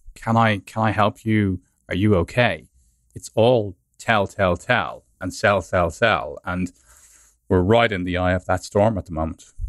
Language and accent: English; Ireland; moved away as an adult; also born or lived in London